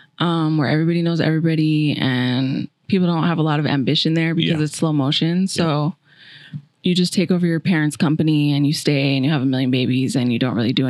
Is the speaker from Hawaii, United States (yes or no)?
yes; Kailua, Hawaii, United States; moved away as an adult; now in Las Vegas, United States; I am from Hawaii